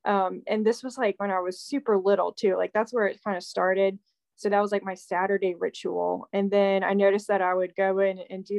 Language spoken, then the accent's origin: English; Virginia, United States; So hello, I'm from Virginia, and I've been doing this for probably, about 3 years now